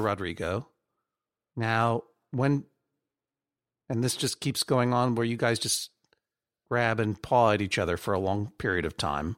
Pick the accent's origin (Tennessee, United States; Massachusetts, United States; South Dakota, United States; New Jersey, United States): Massachusetts, United States; Brookline; moved away; I'm from Brookline